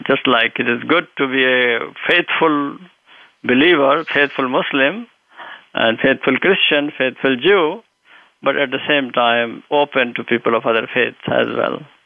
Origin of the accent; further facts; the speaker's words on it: India; moved away as an adult; also born or lived in Lucknow / Medina, Saudi Arabia; now in United States; I grew up in India. I had my early education there.